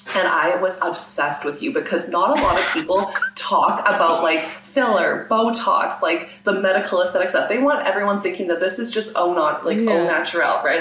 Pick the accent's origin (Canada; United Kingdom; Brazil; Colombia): Canada; Regina, Saskatchewan; So I am based in Regina, Saskatchewan, which is in Canada. And I was born here, raised here, and I'm still here